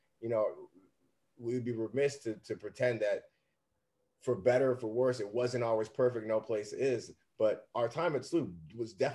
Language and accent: English; Bellefontaine Neighbors, Missouri, United States; So I grew up in North County in Bell Fountain